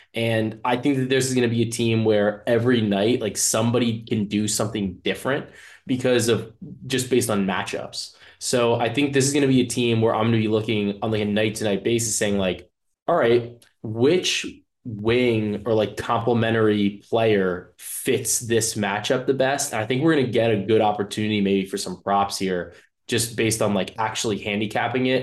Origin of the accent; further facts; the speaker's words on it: New Jersey, United States; I'm from Jersey